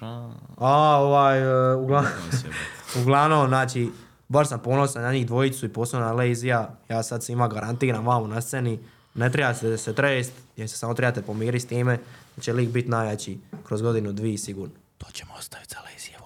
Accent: Croatia; also born or lived in Zagreb; kod nas u Hrvatskoj

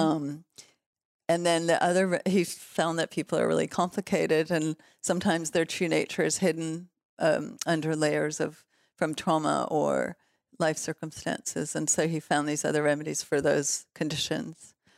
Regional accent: Los Angeles, California, United States; also born or lived in Toronto, Canada / Mexico; we moved to L A when I was five, and I grew up in West Hollywood and, um, Silver Lake

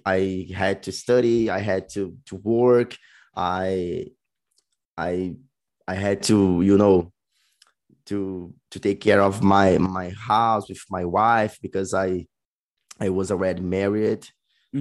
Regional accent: Cariacica, Espírito Santo, Brazil; English is a second language; also born or lived in Vitória, Espírito Santo; in my whole life I always lived in Cariacica

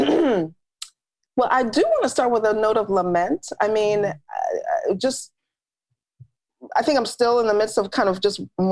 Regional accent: New York City, New York, United States; also born or lived in Harlem, New York City; now in Georgia, United States; I grew up in New York, I grew up in the Bronx.

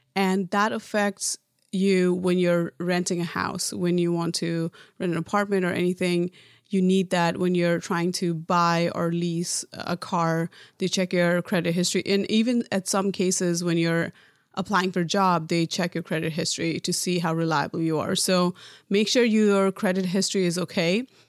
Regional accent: Nepal; moved away as an adult; now in United States; growing up in Nepal

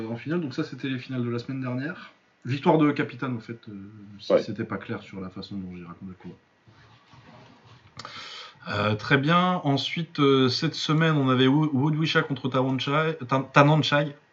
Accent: Lille, Hauts-de-France, France; Pour ceux qui ne savent pas, je suis Lillois.

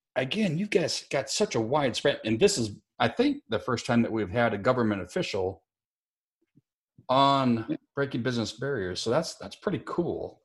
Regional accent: Elk Point, South Dakota, United States; moved away; it's no little podunk town like where I grew up in Elk Point, South Dakota

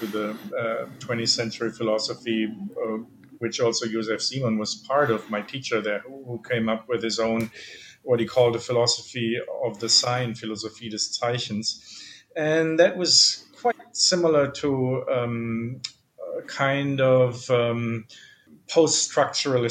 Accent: Germany; accent: German; English is a second language; moved away; I'm originally from Germany, as you can probably tell, both from my name and my accent.

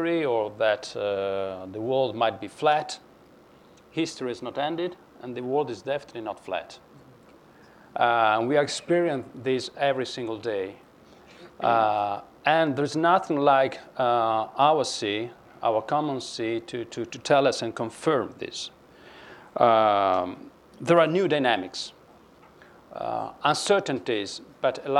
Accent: Venice, Veneto, Italy; I was born in Venice

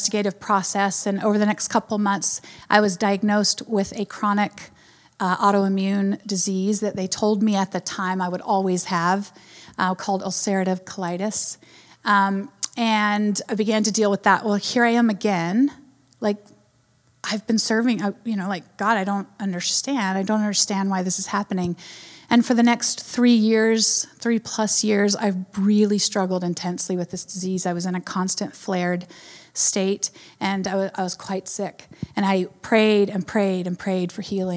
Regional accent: North Carolina, United States; I'm from North Carolina

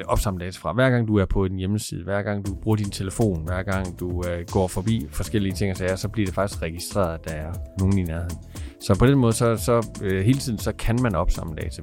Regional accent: Aarhus, Central Denmark Region, Denmark; Jeg kommer fra Aarhus.

